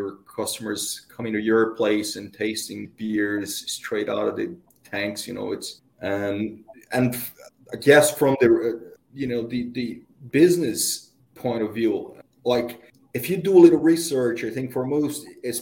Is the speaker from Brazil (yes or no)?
yes; Brazil; moved away; I am Brazilian by birth. My family is from Italy, though.